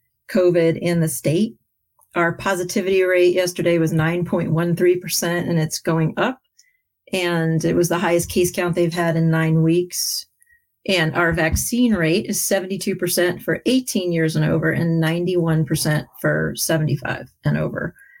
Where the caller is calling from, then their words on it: Louisville, Kentucky, United States; I am calling from Louisville, Kentucky